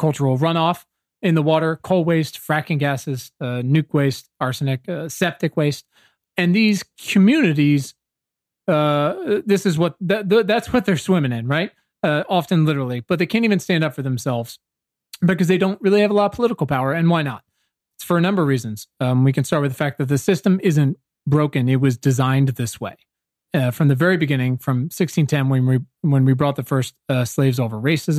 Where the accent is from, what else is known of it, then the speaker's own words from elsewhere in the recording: Southeastern Virginia, United States; I'm from Southeastern Virginia. My high school's 50% black